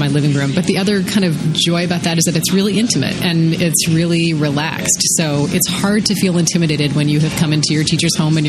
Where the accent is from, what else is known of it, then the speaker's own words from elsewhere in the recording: Ohio, United States; moved away as an adult; now in Madison, United States; I grew up in Ohio and actually had started college somewhere else. And then my dad got transferred here for a job. So my parents moved here.